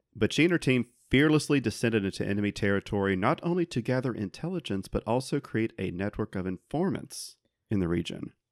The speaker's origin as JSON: {"language": "English", "region": "South Carolina", "country": "United States", "tie": "born or raised there", "said": "growing up in South Carolina"}